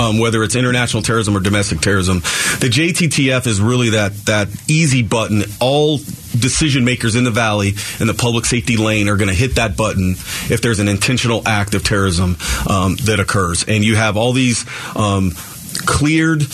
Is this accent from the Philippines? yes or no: no; Arizona, United States; moved away as an adult; come back here in my home state